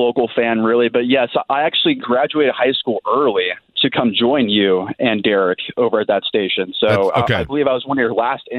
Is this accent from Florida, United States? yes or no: no; Westfield, Indiana, United States; moved away as an adult; also born or lived in Arizona; I grew up in Westfield, Indiana. I went to Westfield High School.